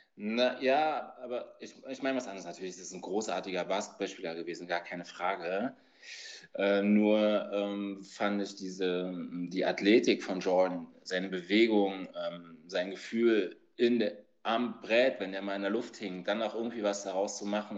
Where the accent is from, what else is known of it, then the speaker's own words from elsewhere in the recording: Berlin, Germany; ich komme aus Berlin, bin 1980 geboren, noch hinter der Mauer, also auf der Ostseite